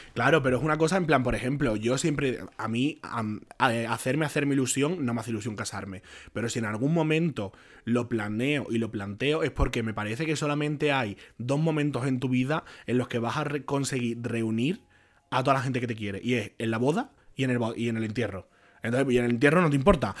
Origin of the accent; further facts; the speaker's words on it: Jerez de la Frontera, Andalusia, Spain; moved away as an adult; also born or lived in Barcelona; yo salí de, allí de, Jerez, que me fui a Barcelona a estudiar periodismo